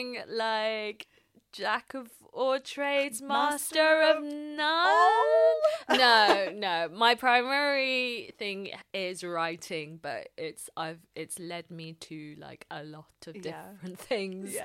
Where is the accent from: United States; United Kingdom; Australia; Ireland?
United Kingdom; London; I grew up in London, a staunch Londoner